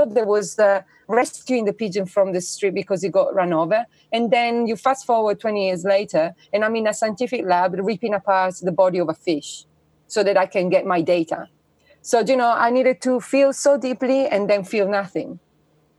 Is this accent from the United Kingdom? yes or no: no; Italy; I was born in Italy, which is the quintessential, you know, Catholic country